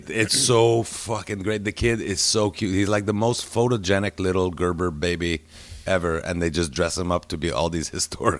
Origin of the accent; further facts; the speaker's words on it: Montreal, Quebec, Canada; I'm fucking Canadian sweetheart. I'm the same as David Pride. We went to the same fucking high school. We're two 48-year-old white guys from fucking Montreal who went to Loyola.